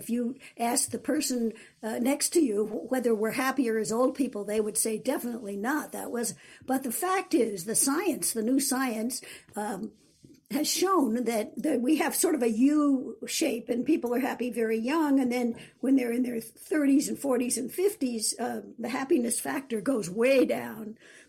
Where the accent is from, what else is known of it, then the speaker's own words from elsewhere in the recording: New York, United States; born there; I was born in New York, but was always after that in small towns and wasn't particularly interested in college.